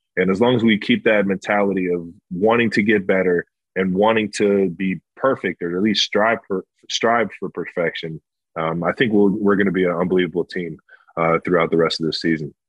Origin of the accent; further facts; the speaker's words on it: Cleveland, Ohio, United States; I grew up in Cleveland, Ohio